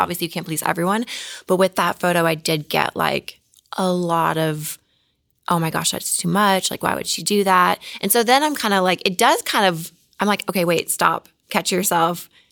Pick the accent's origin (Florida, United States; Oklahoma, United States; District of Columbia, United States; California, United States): Oklahoma, United States; Mustang; now in Los Angeles, United States; I'm from Oklahoma